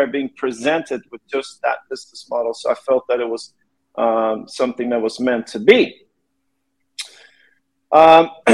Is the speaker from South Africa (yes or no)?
no; Sweden; moved away as an adult; now in Los Angeles, United States; I was born in LA when I was a kid. My parents split up. I ended up growing up in Sweden with my mother, who was Swedish